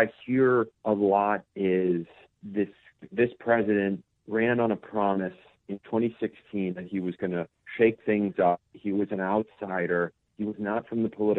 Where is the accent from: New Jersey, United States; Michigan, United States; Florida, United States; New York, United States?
Michigan, United States; my home state of Michigan